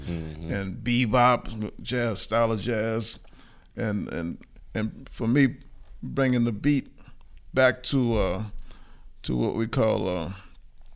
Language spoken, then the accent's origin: English; New Orleans, Louisiana, United States; I started as a baby in Treme. Then we moved to Orleans Avenue. I guess it was still Treme